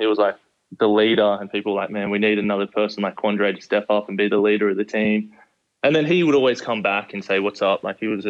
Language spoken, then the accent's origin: English; Sydney, New South Wales, Australia; now in United States; Yeah, it was a pretty big jump, but I was always into like, so always watching American movies, American TV shows.